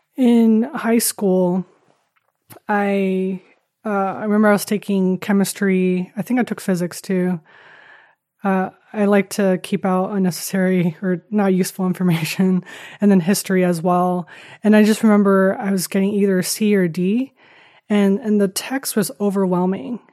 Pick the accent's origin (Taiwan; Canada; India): Taiwan; moved away as an adult; I grew up in Taiwan. Um, was born to a, a Dutch man and Taiwanese mom. Uh, grew up in Taiwan and, uh, came here when I was eighteen for college, and then been here ever since.